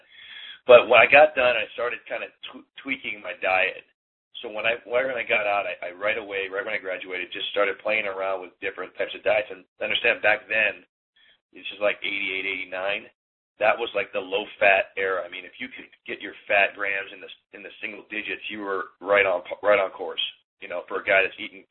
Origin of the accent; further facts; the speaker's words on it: Berkeley, California, United States; also born or lived in Hong Kong; I'm from Berkeley